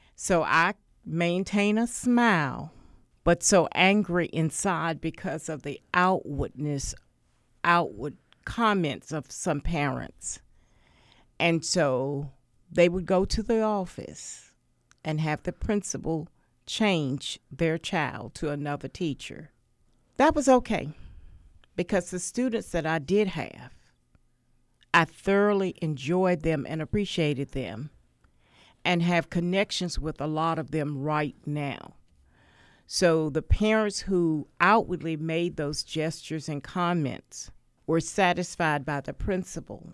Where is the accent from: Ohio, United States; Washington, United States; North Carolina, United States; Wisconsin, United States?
North Carolina, United States; Wilmington; I grew up in Wilmington in housing